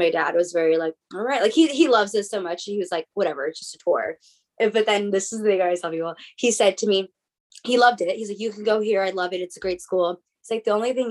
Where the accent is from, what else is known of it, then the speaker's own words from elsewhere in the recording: La Habra, California, United States; I grew up in La Habra, California